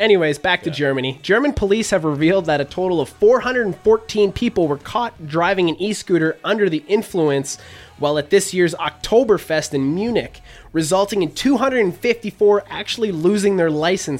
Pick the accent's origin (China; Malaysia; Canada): Canada; I'm from Canada.